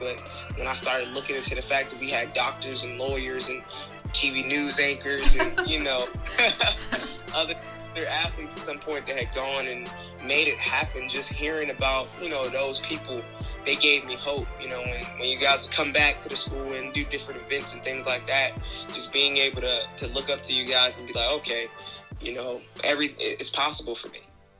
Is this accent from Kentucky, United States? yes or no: no; Charleston, South Carolina, United States; Growing up was tough. I grew up on Eastside Projects until I was like 7. Then I moved over to West Ashley, still, you know, not really a super great area.